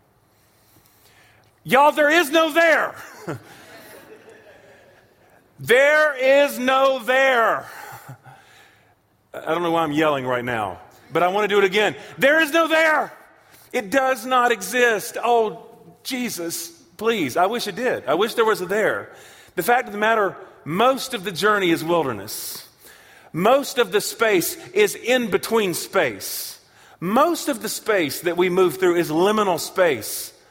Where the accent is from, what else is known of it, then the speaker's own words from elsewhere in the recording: Charlotte, North Carolina, United States; now in Tulsa, United States; I am from Charlotte, North Carolina, where Reverend Billy Graham is from